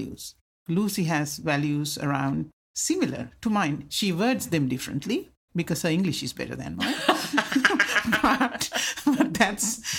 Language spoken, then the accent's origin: English; Sri Lanka; first language Sinhala; English is a second language; moved away; I grew up in Sri Lanka and had a very happy childhood.